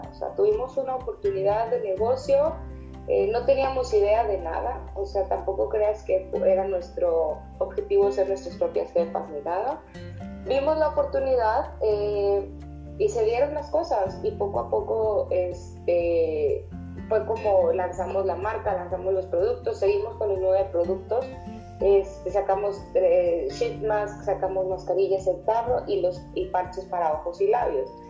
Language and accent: Spanish; Monterrey, Nuevo León, Mexico; also born or lived in China; somos de aquí de Monterrey y llevamos tiempo interesadas en esto y nos gusta mucho lo que hacemos principalmente.